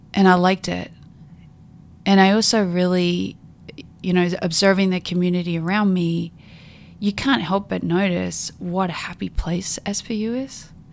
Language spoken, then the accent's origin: English; Mount Gambier, South Australia, Australia; moved away as an adult; also born or lived in Adelaide, Australia / New Orleans, United States / California, United States; now in Seattle, United States; I was born and raised in a, uh, South Australia in a small town called Mount Gambier